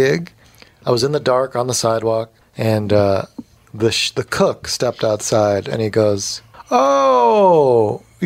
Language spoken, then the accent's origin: English; Morgantown, West Virginia, United States; moved away; I grew up in Morgantown, which is a college town